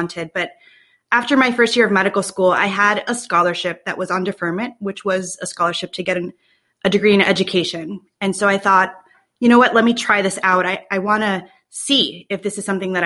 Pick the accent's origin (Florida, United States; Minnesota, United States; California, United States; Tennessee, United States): Florida, United States; Miami; now in Buffalo, United States; I was from Miami